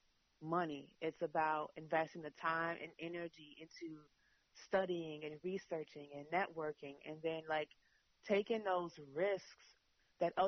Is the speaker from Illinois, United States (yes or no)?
yes; Chicago, Illinois, United States; I'm from Chicago. Chicago is a city of hustlers